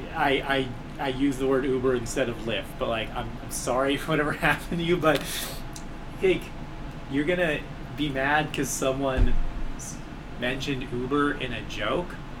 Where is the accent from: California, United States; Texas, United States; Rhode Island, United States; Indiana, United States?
California, United States; Los Angeles; also born or lived in Long Beach, California / Montana; now in Spokane, United States; I grew up in South Central LA during the '80s